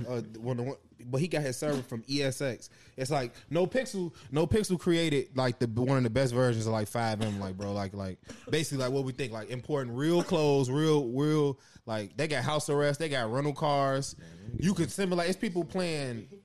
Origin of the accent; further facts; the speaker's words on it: Chicago, Illinois, United States; I'm from Chicago.